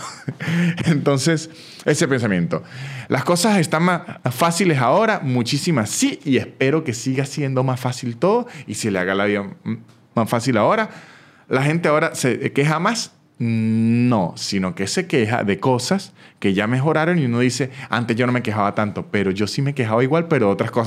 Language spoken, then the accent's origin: Spanish; San Cristóbal, Táchira, Venezuela; moved away as an adult; now in Argentina; yo soy de San Cristóbal, un estado que queda como a siete horas de donde vive